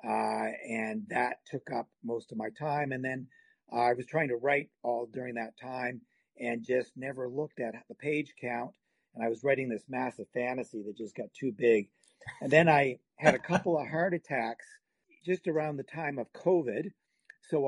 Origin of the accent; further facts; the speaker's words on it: Halifax, Nova Scotia, Canada; now in Calgary, Canada; I'm from Halifax